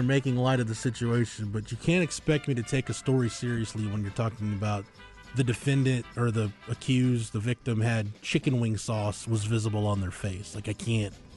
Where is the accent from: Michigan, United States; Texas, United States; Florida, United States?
Texas, United States; Florence; growing up in Florence, Texas, America, I had a lot of friends that showed animals.